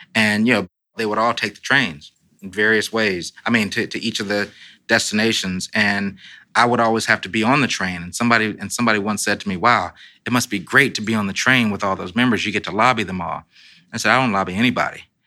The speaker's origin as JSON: {"language": "English", "town": "Los Angeles", "region": "California", "country": "United States", "moved": "yes", "lives_now": "Washington, United States", "said": "I'm a Democrat from Los Angeles"}